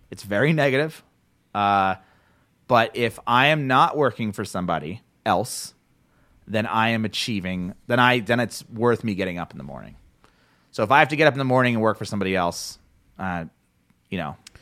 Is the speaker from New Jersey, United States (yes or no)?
yes; New Jersey, United States; Jersey, my hometown, my home area, home state.